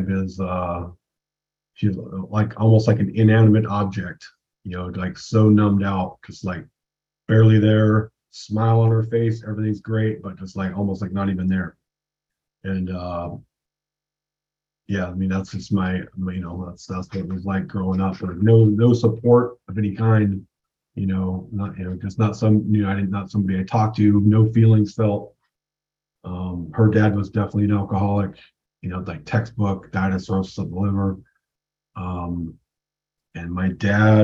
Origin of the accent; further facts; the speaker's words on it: West Coast, United States; I grew up on the West Coast